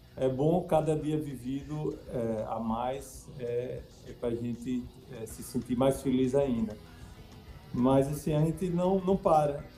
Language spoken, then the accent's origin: Portuguese; Sergipe, Brazil; a minha história como sergipano